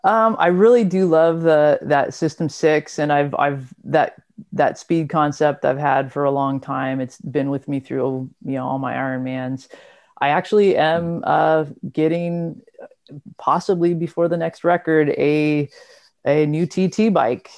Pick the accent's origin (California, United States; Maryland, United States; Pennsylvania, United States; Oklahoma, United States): California, United States; Southern; I'm from Southern California